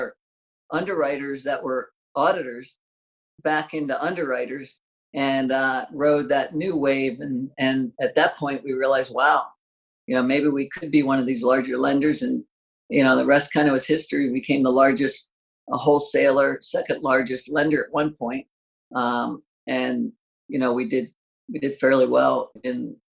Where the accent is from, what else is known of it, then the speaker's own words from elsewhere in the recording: Maryland, United States; moved away as an adult; now in California, United States; I grew up in Maryland, and as soon as I graduated college, me and a buddy drove out to California.